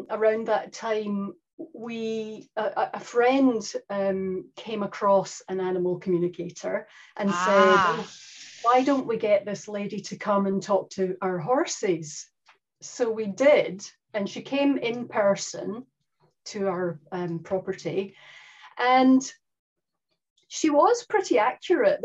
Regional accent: Scotland, United Kingdom; now in New Zealand; in case anyone's confused by the accent, I am Scottish

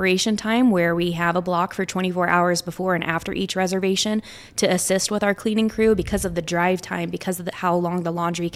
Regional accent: Dallas, Texas, United States; I grew up in Dallas, Texas

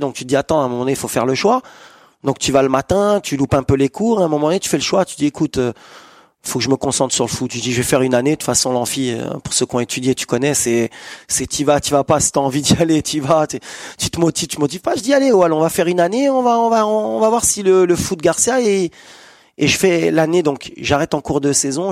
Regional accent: Corbeil-Essonnes, Île-de-France, France; je viens de la région parisienne, banlieue sud, Corbeil-Essonne

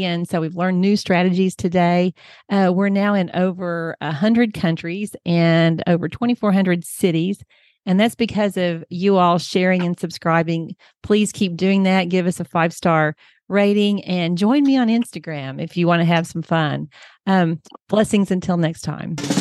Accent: Oklahoma, United States; I'm from Oklahoma and we have lots of farmland here

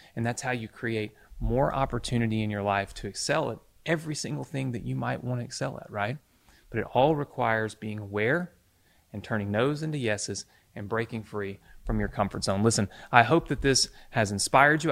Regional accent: Mississippi, United States; I was growing up in Mississippi

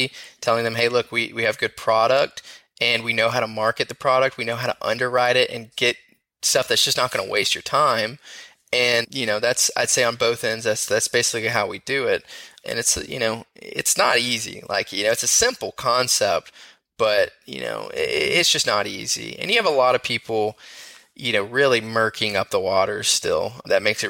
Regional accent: the South, United States; Growing up in the South

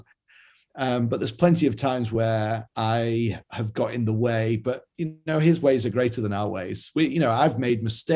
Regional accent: Yorkshire and the Humber, United Kingdom; I'm from Yorkshire in England, where we're known for being, you know, thrifty

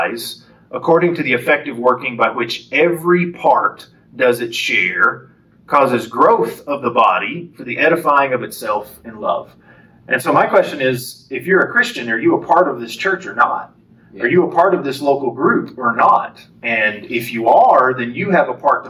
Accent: Lubbock, Texas, United States; moved away as an adult; now in Lufkin, United States; I was raised in Lubbock and the Lubbock area.

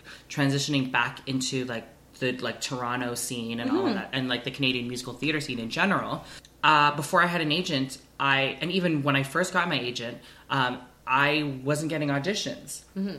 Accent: Philippines; I'm Filipino and I don't speak Mandarin

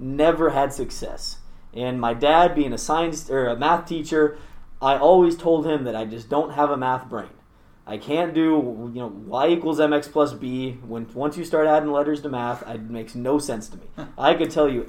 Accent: Tacoma, Washington, United States; I grew up in Tacoma, still live there actually

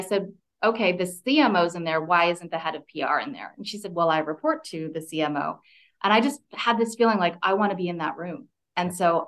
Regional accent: Canada; moved away; also born or lived in California; I grew up in Canada, and I was living in California

